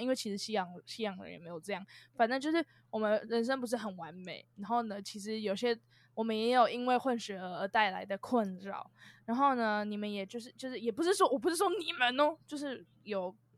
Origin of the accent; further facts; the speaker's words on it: Taiwan; now in United Kingdom; 我也是台湾人啊，我在 ，我在台湾土生土长长大